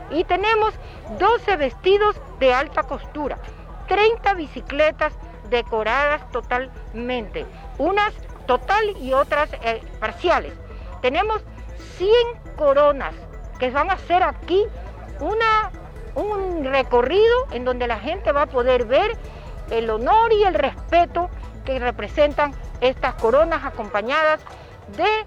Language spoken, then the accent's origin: Spanish; Ambato, Tungurahua, Ecuador; Bueno, por ejemplo, el quien le habla, yo soy ambateño